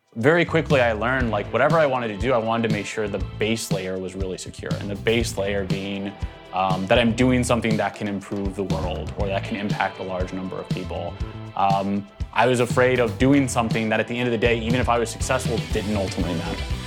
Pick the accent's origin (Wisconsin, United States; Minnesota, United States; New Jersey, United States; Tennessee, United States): Tennessee, United States; Nashville; moved away as an adult; also born or lived in North Carolina; I actually grew up in Nashville, Tennessee